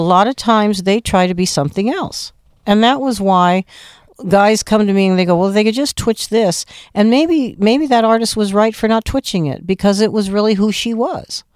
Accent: Phoenix, Arizona, United States; moved away as an adult; also born or lived in Los Angeles; My hometown is Phoenix. I'm born and raised there, nineteen fifty-three

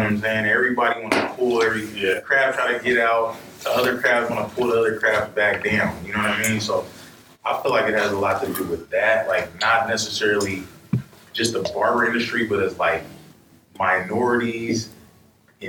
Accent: Seattle, Washington, United States; I was from Seattle

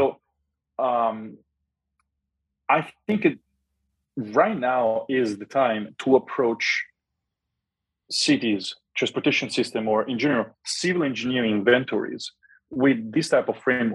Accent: Rome, Lazio, Italy; moved away; I'm from Rome

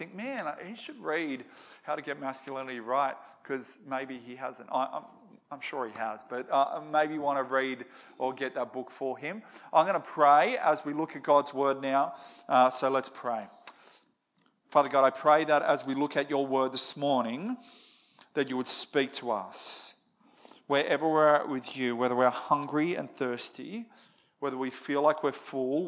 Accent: Moree, New South Wales, Australia; I grew up in Moree.

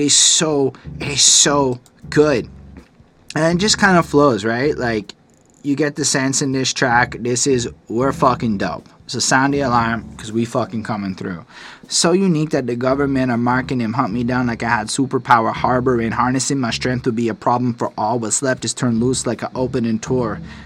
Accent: Canada; I'm a Canadian

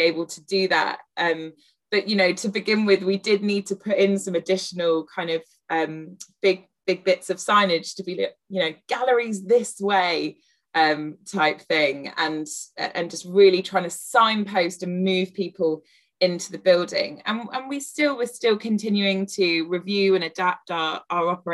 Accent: Devon, South West England, United Kingdom; now in London, United Kingdom; I grew up in Devon and I live in London.

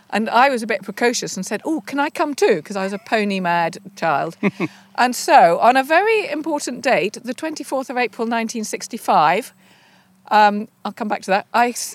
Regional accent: Denham, South East England, United Kingdom; I was brought up in Denham Village, only 20 miles from the centre of London, but very rural.

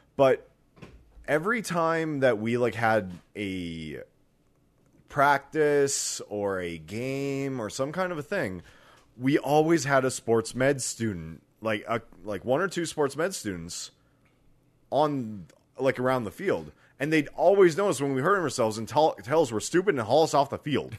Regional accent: Canada; as a Canadian

